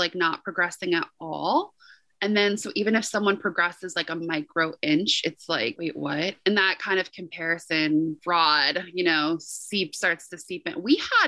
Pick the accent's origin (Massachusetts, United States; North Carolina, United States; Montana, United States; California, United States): North Carolina, United States; moved away; I was recording from North Carolina